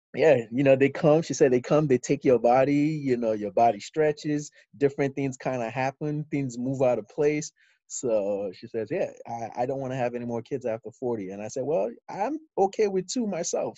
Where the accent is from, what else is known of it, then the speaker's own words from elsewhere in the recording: Ikeja, Lagos, Nigeria; moved away as an adult; also born or lived in Houston, Texas, United States; now in United States; I moved to Nigeria with my mom and uh, I lived in Ikeja, number eight of Street, uh, uh, Ikeja. And so I, I, did primary school and secondary school in Nigeria